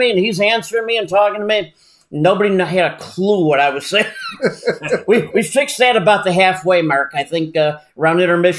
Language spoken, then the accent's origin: English; Chicago, Illinois, United States; I grew up in Chicago.